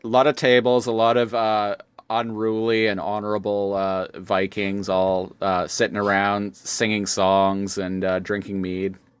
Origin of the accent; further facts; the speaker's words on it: Canada; I'm Canadian